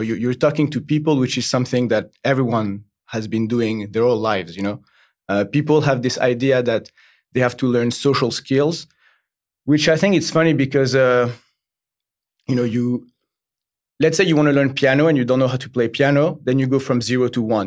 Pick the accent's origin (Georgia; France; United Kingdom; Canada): France; Paris, Île-de-France; English is a second language; I'm from, uh, originally Paris, France.